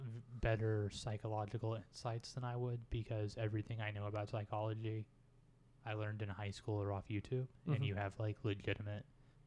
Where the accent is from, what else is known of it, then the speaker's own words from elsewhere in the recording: Kansas, United States; I grew up in Kansas.